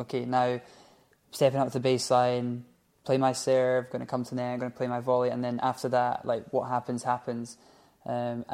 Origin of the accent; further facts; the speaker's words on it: Scotland, United Kingdom; we're from Scotland